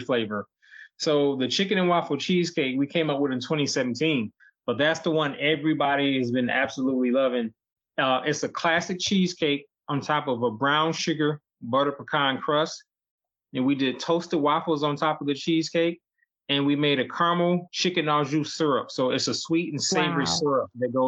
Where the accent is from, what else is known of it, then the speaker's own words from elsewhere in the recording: Detroit, Michigan, United States; we grew up in Detroit